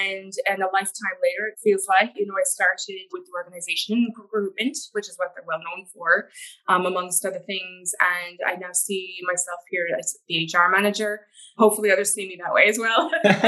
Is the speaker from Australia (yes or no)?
no; Canada; now in Ireland; but I'm from Canada originally.